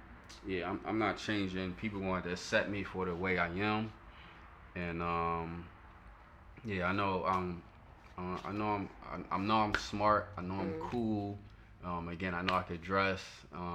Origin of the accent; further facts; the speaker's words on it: Philadelphia, Pennsylvania, United States; I come from South Philly